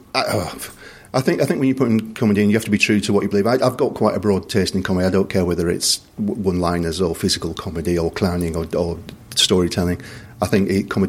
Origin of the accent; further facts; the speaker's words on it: Bradford, Yorkshire and the Humber, United Kingdom; moved away; I'm originally from Bradford, and the Alhambra in Bradford has a great pantomime tradition. So growing up, I remember I saw Les Dawson perform there.